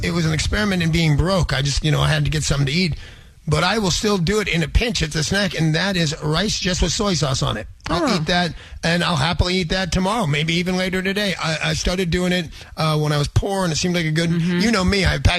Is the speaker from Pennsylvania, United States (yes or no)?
yes; Pennsylvania, United States; born there; I was born in Pennsylvania.